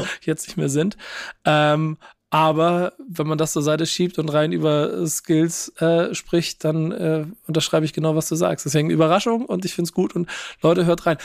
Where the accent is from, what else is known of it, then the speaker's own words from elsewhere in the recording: Hamburg, Germany; als Hamburger